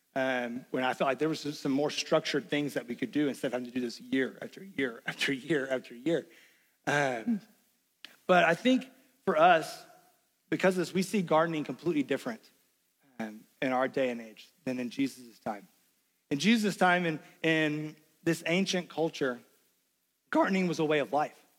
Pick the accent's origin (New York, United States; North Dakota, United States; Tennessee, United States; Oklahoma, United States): Tennessee, United States; Knoxville; moved away; also born or lived in Lexington, Kentucky; I grew up in Knoxville, Tennessee